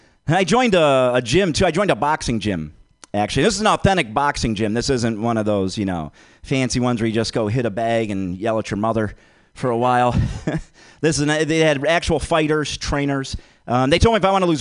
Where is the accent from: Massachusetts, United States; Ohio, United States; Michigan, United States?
Michigan, United States; Detroit; I'm from Detroit